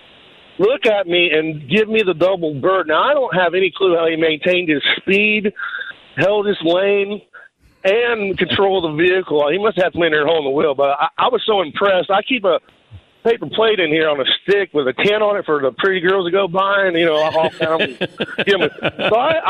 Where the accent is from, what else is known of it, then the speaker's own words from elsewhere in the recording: Franklin, Ohio, United States; I'm from Franklin, Ohio